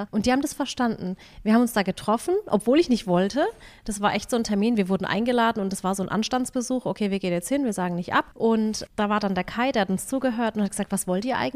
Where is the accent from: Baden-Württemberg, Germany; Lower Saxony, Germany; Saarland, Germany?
Baden-Württemberg, Germany; Waghäusel; Wir sind aus Waghäusel, ich will hier eigentlich auch nicht wegziehen und meine Kinder sind hier